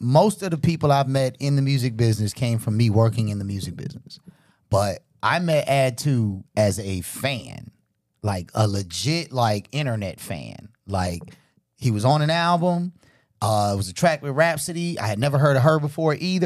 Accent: Chicago, Illinois, United States; I'm from Chicago.

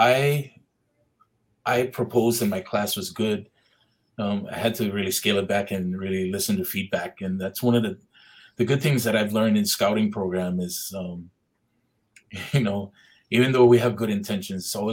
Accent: Hauula, Hawaii, United States; I'm from Haula Heights, so Heights is a little bit higher

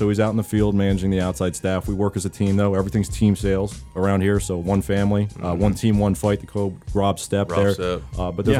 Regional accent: Philadelphia, Pennsylvania, United States; accent: East Coast; I'm from Philadelphia.

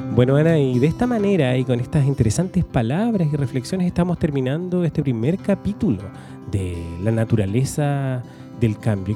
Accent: Valdivia, Los Ríos, Chile; moved away as an adult; also born or lived in Santiago; yo soy de Valdivia, me fui hace veintitantos años a vivir a Santiago, ya estoy de vuelta en Valdivia

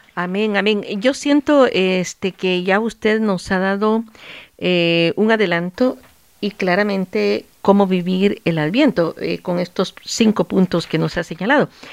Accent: El Salvador; moved away; allá en mi país, El Salvador

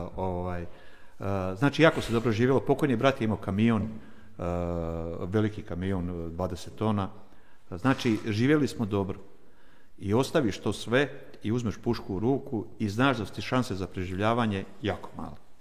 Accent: Vukovar, Vukovar-Syrmia County, Croatia; Ja sam odrastao u Vukovaru, kažem do svoje, do rata, do, do 22 godine sam imao, kad je rat krenuo

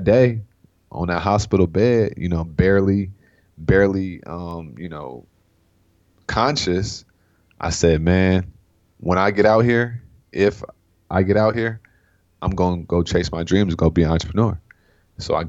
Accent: Sacramento, California, United States; I'm from Sacramento, California, so I'm a Cali boy at heart

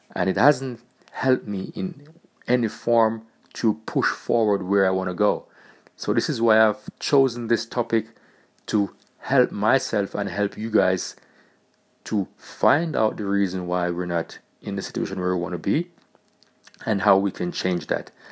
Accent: Jamaica; now in Germany; I was born in Jamaica, and I'm currently living in Germany.

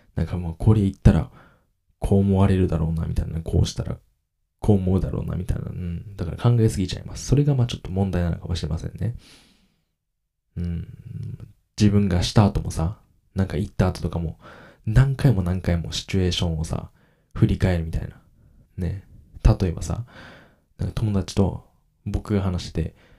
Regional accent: Kagoshima, Japan; accent: Kagoshima dialect; 自分の親と話したら鹿児島弁が出るんですけど、無意識的に

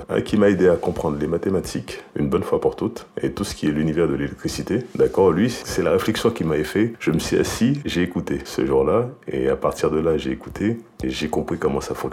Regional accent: Haiti; now in France; D'Haïti. Je suis encore haïtien.

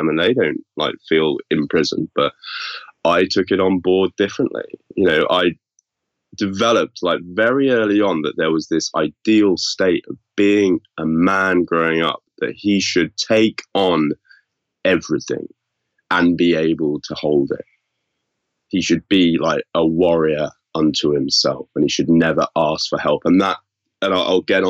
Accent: Yorkshire and the Humber, United Kingdom; they moved me to boarding school, which was where I grew up in Yorkshire.

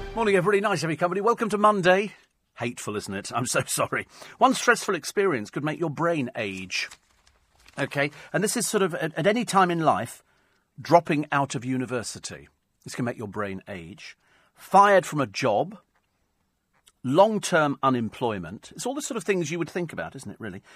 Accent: London, United Kingdom

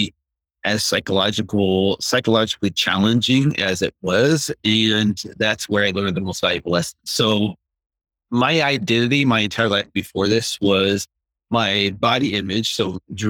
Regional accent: United States; we grew up with here in America in the 70s and 80s

